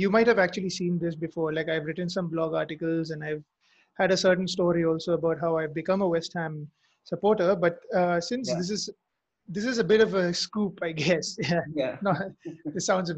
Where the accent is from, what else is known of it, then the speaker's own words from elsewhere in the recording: Mizoram, India; I'm from Mizoram, by the way. So I'm, like you said earlier, I'm from the Northeast.